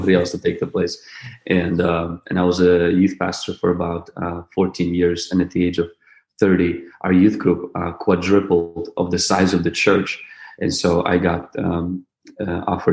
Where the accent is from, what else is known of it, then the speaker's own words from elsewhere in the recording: Ukraine; I was born in the Ukraine to a family of two brothers and two sisters